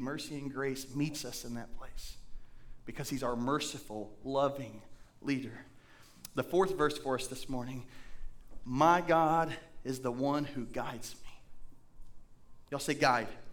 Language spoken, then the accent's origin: English; Indiana, United States; now in Blackfoot, United States; I'm from Indiana and we have caves up there